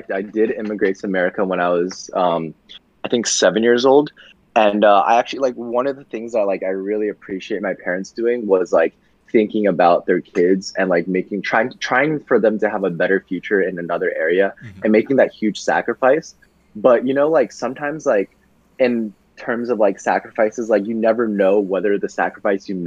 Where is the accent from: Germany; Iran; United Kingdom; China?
China; also born or lived in Japan; I was born in Japan and I came to China and then like people didn't really like me because I was from Japan, but I was too young to notice back then